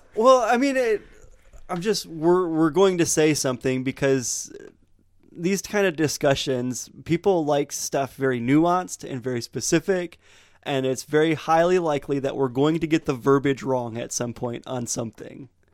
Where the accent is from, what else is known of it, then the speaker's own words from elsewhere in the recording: Montrose, Michigan, United States; I grew up in Montrose, which is farming town in the middle of nowhere